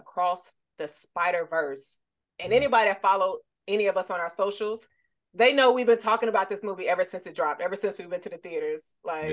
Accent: North Carolina, United States; now in Florida, United States; I'm from North Carolina, but I reside in Florida

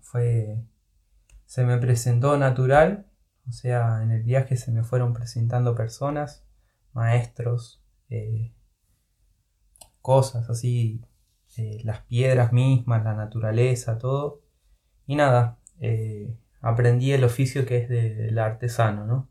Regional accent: Lanús, Buenos Aires Province, Argentina; moved away as an adult; Yo soy de Buenos Aires, de Lanús, específicamente zona

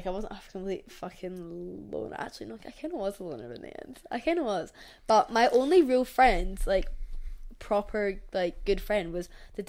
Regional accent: Scotland, United Kingdom; growing up in Scotland

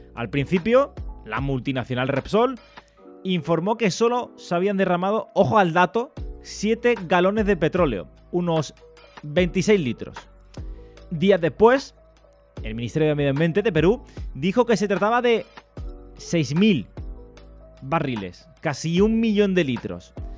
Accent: Andalusia, Spain; aquí en mi tierra

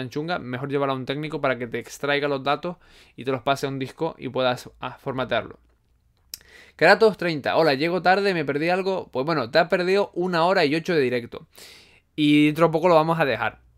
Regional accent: Canary Islands, Spain; accent: Canarian; Es que mi acento no es canario, canario marcado. Eh, es que es de todo, es de todo. Hay gente que me dice que si soy de la península, hay gente que me dice que si soy venezolano.

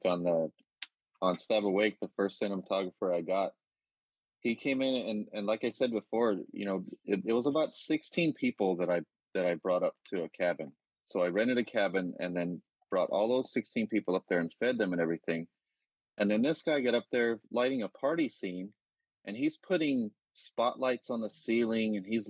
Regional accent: the South, United States; accent: Southern; I had a Southern accent, so the first thing they had me do is work on my Southern accent and get rid of it.

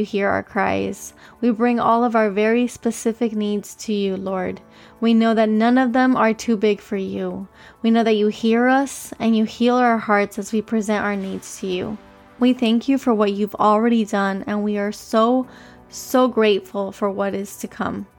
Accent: Miami, Florida, United States; I was born here in Miami, Florida

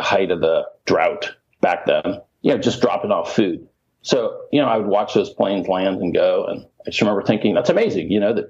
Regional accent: Mali; also born or lived in Indiana; I was born in Indiana, but my parents did mission work in Mali, West Africa. So I actually grew up in Africa.

